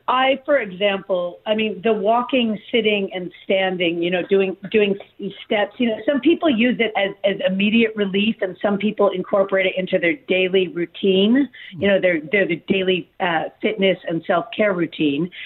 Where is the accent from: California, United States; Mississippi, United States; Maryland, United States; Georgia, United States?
California, United States; Malibu; I grew up in Malibu